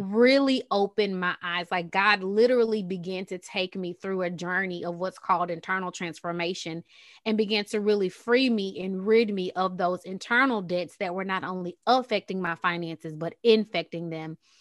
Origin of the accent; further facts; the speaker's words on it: Texas, United States; also born or lived in Qatar; I'm from Texas, as you guys can probably hear it.